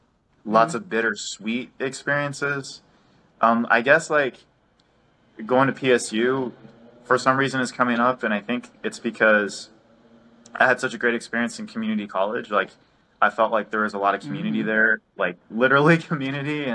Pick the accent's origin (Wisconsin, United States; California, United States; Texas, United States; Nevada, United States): Nevada, United States; also born or lived in Reno, Nevada; now in Oregon, United States; I grew up in Nevada. It was in, I was in Reno, but it was, you know, still Nevada.